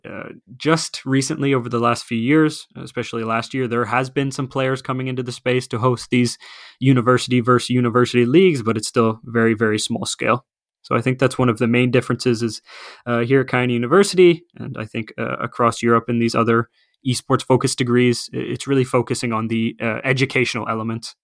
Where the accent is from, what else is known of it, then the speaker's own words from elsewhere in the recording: Canada; moved away as an adult; now in Finland; I am originally from Canada, so, uh, North America